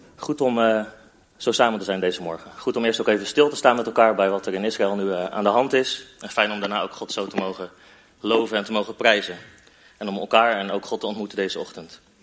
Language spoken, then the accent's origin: Dutch; Netherlands; als Nederlanders